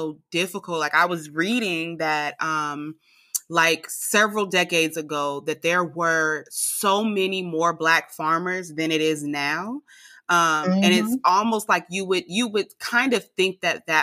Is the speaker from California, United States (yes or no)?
yes; California, United States; also born or lived in Alabama; now in Georgia, United States; I'm from California